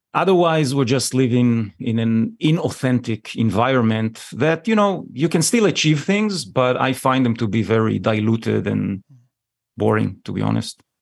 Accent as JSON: {"language": "English", "country": "Israel", "tie": "born or raised there", "said": "born and raised in Israel"}